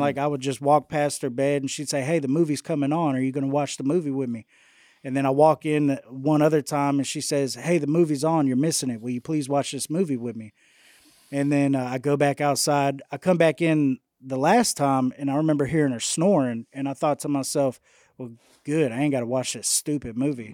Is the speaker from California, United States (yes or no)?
no; Houston, Texas, United States; now in West Monroe, United States; born and raised in Houston, Texas